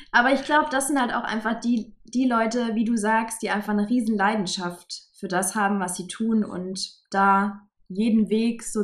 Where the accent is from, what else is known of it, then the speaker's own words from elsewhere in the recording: Saarland, Germany; es kommen drei, vier aus meinem Heimatbundesland, aus dem Saarland.